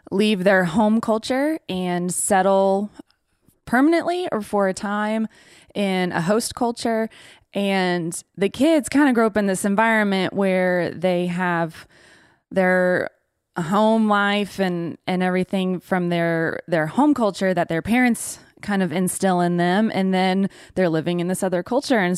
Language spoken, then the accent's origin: English; Mali; also born or lived in Ivory Coast; But spent most of my time in Mali.